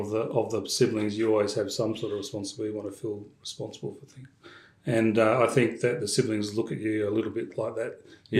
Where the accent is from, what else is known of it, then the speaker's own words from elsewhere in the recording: Perth, Western Australia, Australia; also born or lived in Orange, New South Wales; I was born here in Perth, born in Melville, yes.